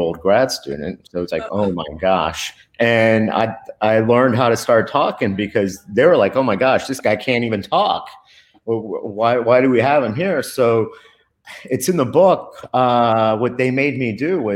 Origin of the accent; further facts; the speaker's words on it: Dade County, Florida, United States; English is a second language; in elementary school, they had me in ESOL for the first 3 years. And as you can see, I speak perfect English, and it's not because of Dade County Public Schools